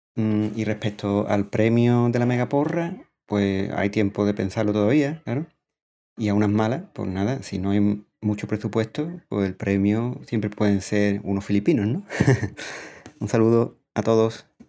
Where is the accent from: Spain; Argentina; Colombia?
Spain; a village in Cádiz, Andalusia; accent: Andalusian; now in San Pedro Alcántara, Spain; tengo un acento andaluz porque soy de un pueblo de Cádiz, aunque vivo y trabajo en San Pedro Alcántara, aquí en Málaga